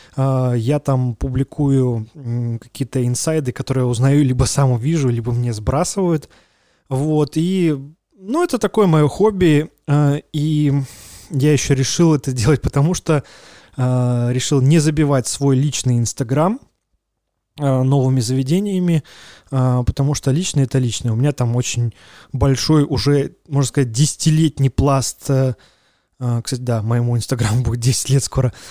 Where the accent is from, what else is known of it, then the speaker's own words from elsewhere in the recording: Belarus; мы белорусы